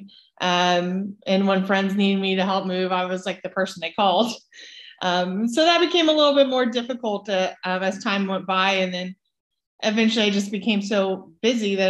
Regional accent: Emporia, Kansas, United States; moved away; I grew up in Kansas on a farm and got into athletics pretty early age in Emporia

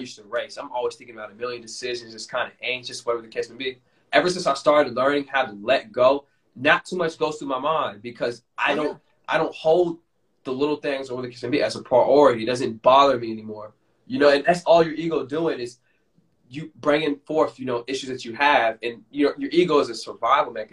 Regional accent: Florida, United States; moved away; I still have some good friends in my hometown

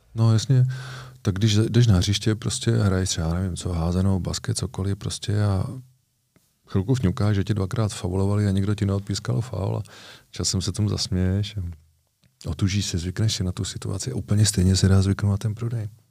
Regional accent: Moravia, Czechia; u nás na Moravě

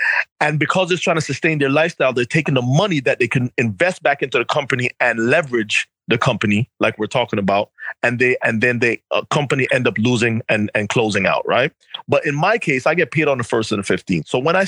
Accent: New York, United States; you know, I'm coming from New York.

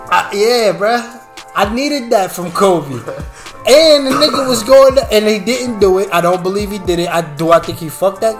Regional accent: Italy; I speak several languages. I grew up in Italy.

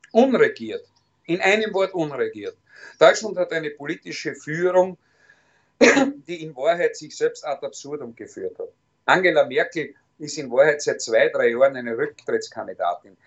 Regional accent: Styria, Austria; In erster Linie bin ich Steirer, in zweiter Linie bin ich selbstverständlich Österreicher

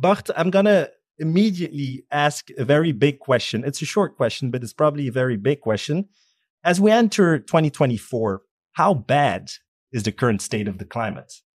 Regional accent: Belgium; I'm from Belgium

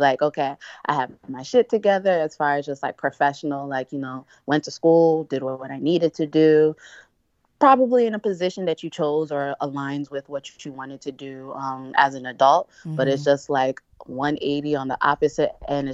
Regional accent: outside Philadelphia, Pennsylvania, United States; also born or lived in Nigeria; I'm Nigerian. So I was born in Nigeria, but I was pretty much raised in outside Philadelphia my whole life

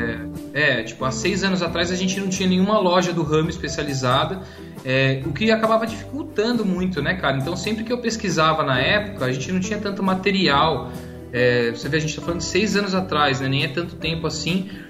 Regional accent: Jundiaí, São Paulo, Brazil; eu sou de Jundiaí, interior de São Paulo

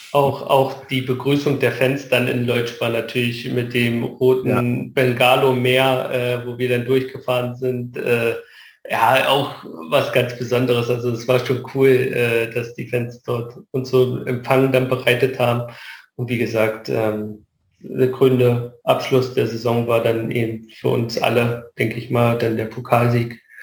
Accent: Luckenwalde, Brandenburg, Germany; born or raised there; moved away

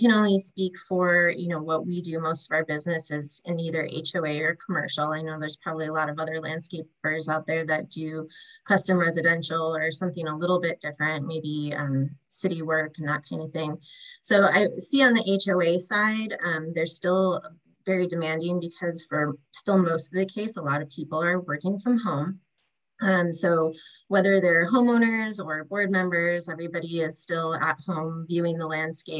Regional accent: Wisconsin, United States; now in Southern California, United States; I grew up landscaping in Wisconsin

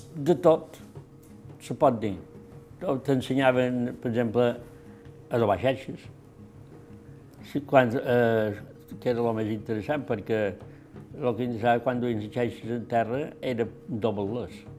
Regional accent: Alcúdia, Balearic Islands, Spain; Jo són nascut aquí a Benesport, en el carrer d'Espins

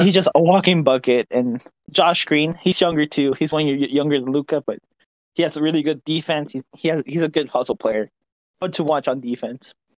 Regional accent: Dallas, Texas, United States; my hometown Mavericks

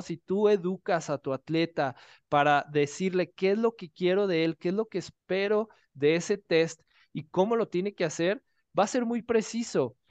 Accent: Guadalajara, Jalisco, Mexico; now in Mexico City, Mexico; yo soy de Guadalajara, actualmente vivo en Ciudad de México

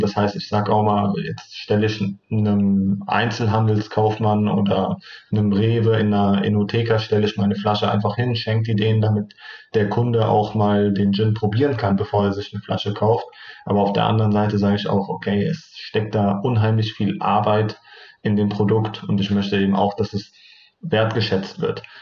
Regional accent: Turkey; moved away; ich komme ursprünglich aus der Türkei

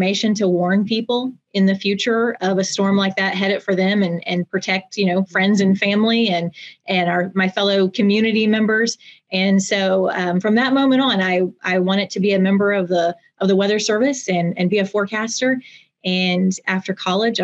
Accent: Norman, Oklahoma, United States; I'm from Norman, born and raised, and went to the University of Oklahoma.

